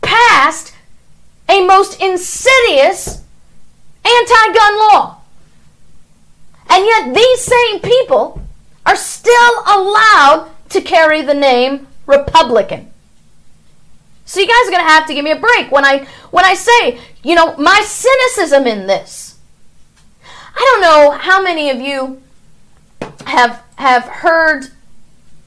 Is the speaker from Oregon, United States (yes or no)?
no; St. Louis, Missouri, United States; I was born in St. Louis